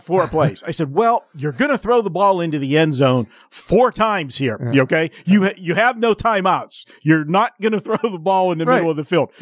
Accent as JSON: {"language": "English", "region": "East Coast", "country": "United States", "moved": "as an adult", "lives_now": "Las Vegas, United States", "said": "I'm from the East Coast."}